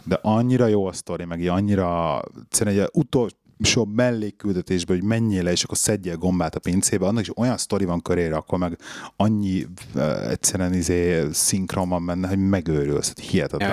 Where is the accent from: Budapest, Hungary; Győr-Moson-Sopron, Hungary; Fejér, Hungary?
Budapest, Hungary; mi ugye bennlaktunk Besten a belvárosba, ott nőttem föl